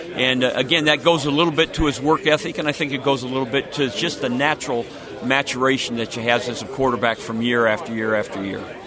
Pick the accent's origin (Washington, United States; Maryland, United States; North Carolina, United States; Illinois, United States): Washington, United States; Seattle; moved away; I'm from Seattle originally